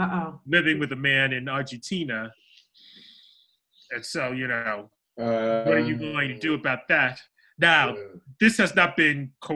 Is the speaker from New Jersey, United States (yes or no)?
yes; New Jersey, United States; also born or lived in Harlem, Manhattan, New York; I grew up in New Jersey.